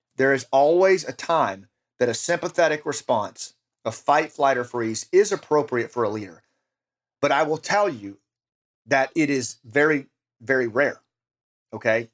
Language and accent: English; United States; in our own country